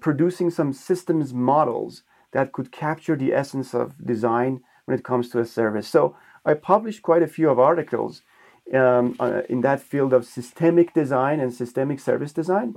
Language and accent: English; Iran; moved away as an adult; now in Switzerland; I'm originally from Iran. I've been in Switzerland for the past 12 years.